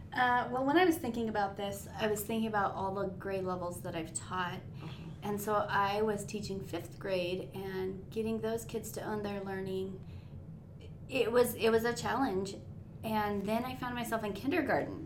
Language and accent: English; northern Nevada, United States; I was born and raised here in Nevada, northern Nevada.